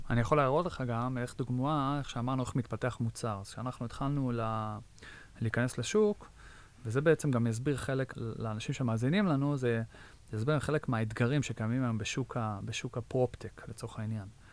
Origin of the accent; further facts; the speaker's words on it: Israel; moved away as an adult; now in United States; גדלתי בישראל